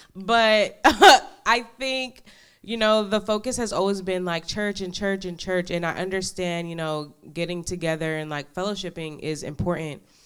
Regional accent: New York, United States; now in Dallas, United States; I'm from New York originally

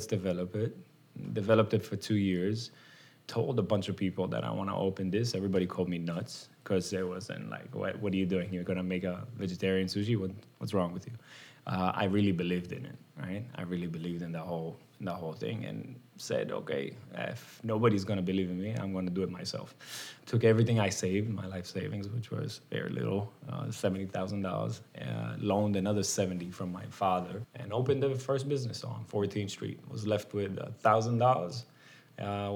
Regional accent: Israel; moved away as an adult; now in United States; I grew up in Israel. I didn't grow up here

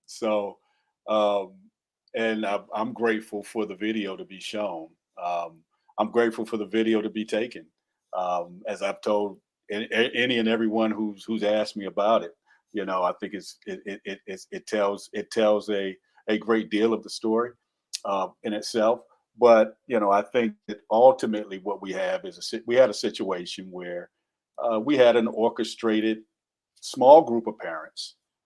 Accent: the South, United States; accent: Southern; And excuse me for my Southernisms coming out. I'm from the South. I say fit.

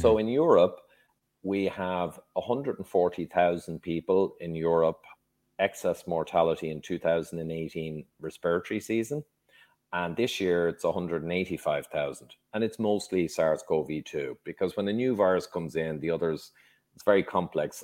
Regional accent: Dublin, Leinster, Ireland; also born or lived in London, England; I, very briefly, grew up in Dublin, uh, Ireland. I was born in London, England, but I was only there a year.

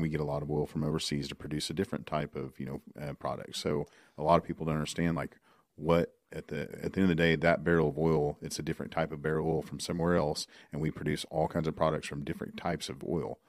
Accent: Oklahoma, United States; I'm from Oklahoma

